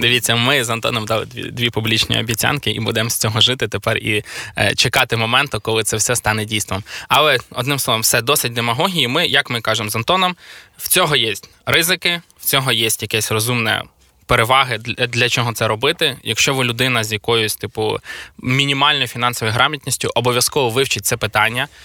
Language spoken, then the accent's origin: Ukrainian; Khmelnytskyi, Khmelnytskyi Oblast, Ukraine; Це в Хмельницькому стільки людей не живе, звідки я родом